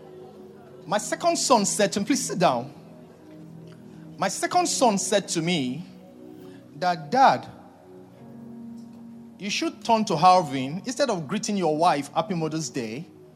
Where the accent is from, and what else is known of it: Nigeria